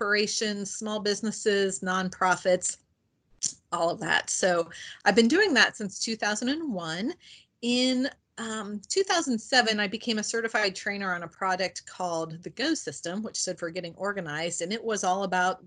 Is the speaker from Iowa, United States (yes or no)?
no; Indiana, United States; now in Ohio, United States; I live in Ohio. I'm originally from Indiana. I tell people I am still a Hoosier at heart.